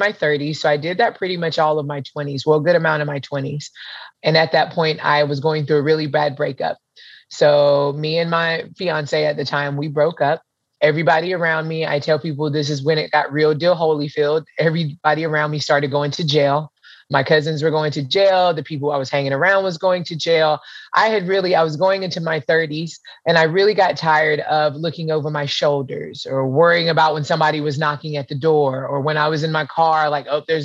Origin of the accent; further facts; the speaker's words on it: Pensacola, Florida, United States; also born or lived in Hawaii / North Carolina; I'm from Pensacola, Florida. I pretty much grew up between here and Hawaii